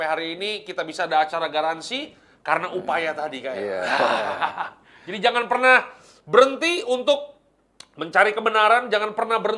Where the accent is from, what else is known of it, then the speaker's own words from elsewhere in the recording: North Sumatra, Indonesia; ya terus kami orang Batak makanan